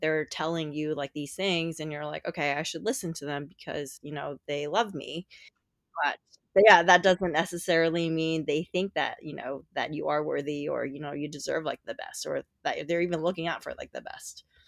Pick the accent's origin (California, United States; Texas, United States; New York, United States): New York, United States; New York City; I'm from New York City